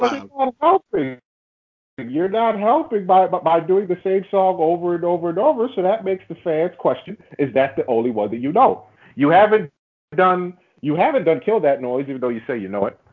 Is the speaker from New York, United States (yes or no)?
yes; New York City, New York, United States; I'm from Queens